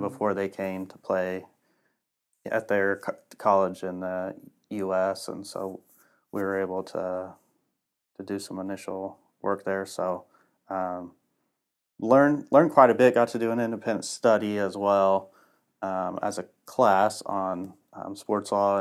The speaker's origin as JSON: {"language": "English", "town": "Lafayette", "region": "Indiana", "country": "United States", "tie": "born or raised there", "said": "Born and raised in Lafayette."}